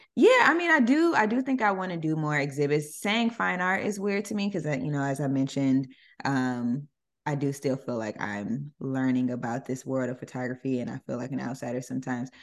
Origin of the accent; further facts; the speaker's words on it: Jonesboro, Georgia, United States; moved away as an adult; now in Los Angeles, United States; I grew up, uh, in Atlanta, uh, a suburb of Atlanta called Jonesboro